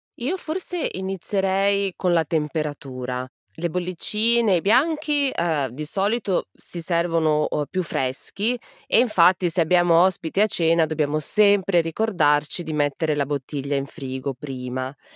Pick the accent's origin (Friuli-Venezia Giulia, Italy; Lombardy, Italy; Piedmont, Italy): Piedmont, Italy; Piedmont plain, Italy; Io sono della pianura piemontese